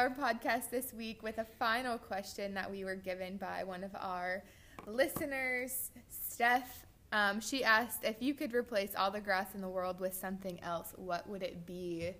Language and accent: English; Iowa, United States; moved away; And The Music Man Museum is in Iowa. It's 40 minutes from my hometown.